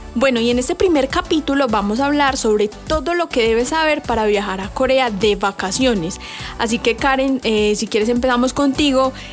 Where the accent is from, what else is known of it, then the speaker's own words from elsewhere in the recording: Colombia; para los colombianos